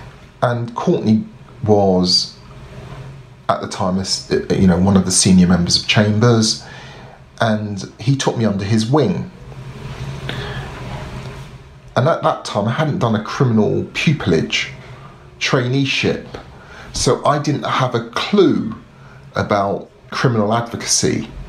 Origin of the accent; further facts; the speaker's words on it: London, United Kingdom; accent: South London; but I'm a Londoner. When I'm not speaking very slowly, I used to speak very fast with a very strong South London accent, because that's me. I grew up in social housing.